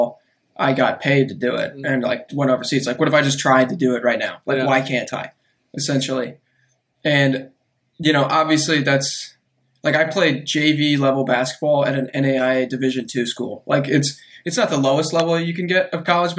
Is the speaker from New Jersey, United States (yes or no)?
no; Austin, Texas, United States; also born or lived in Chicago, Illinois; I'm originally from Chicago, but lived in Austin for pretty much most of my life